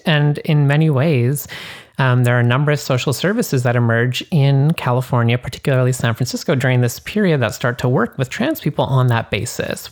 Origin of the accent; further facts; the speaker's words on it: Canada; now in United States; I am more Canadian than others